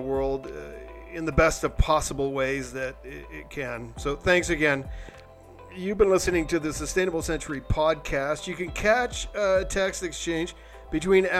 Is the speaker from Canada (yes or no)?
yes; Canada; I'm just a socialist from Canada